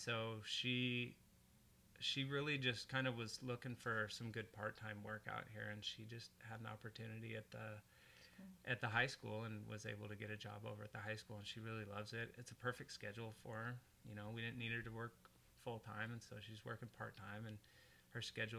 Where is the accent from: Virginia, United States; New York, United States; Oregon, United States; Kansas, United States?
Oregon, United States; Portland; now in West Linn, United States; I grew up in northeast Portland.